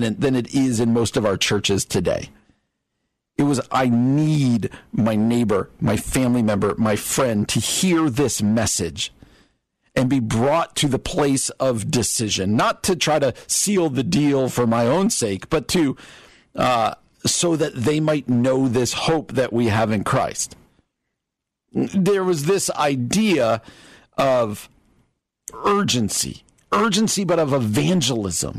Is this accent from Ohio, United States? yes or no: no; New Jersey, United States; I grew up in New Jersey